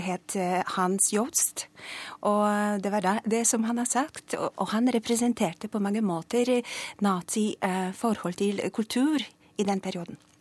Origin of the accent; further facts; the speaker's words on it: Poland; Norwegian is a second language; moved away as an adult; now in Norway; Jeg kom fra Polen